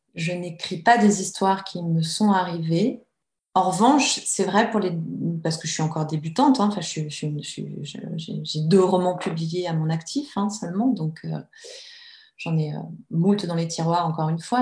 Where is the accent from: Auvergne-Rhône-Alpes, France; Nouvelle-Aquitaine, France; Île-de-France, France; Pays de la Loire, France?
Auvergne-Rhône-Alpes, France; Annecy; j'ai grandi à Annecy, entre les lacs et les montagnes.